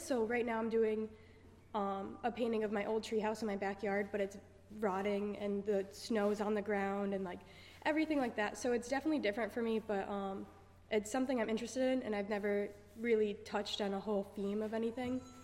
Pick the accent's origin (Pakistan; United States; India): United States; New York; moved away as an adult; I'm from New York